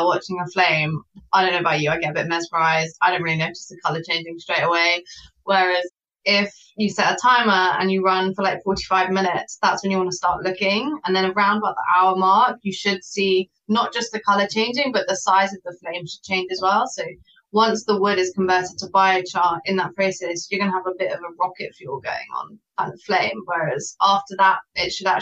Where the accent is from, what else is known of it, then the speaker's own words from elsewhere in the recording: Wiltshire, South West England, United Kingdom; I'm from Wiltshire.